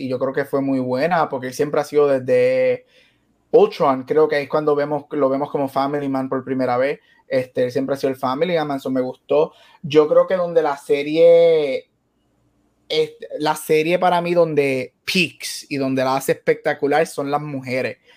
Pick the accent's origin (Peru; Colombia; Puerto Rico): Puerto Rico; now in Arizona, United States; no soy lo suficientemente puertorriqueño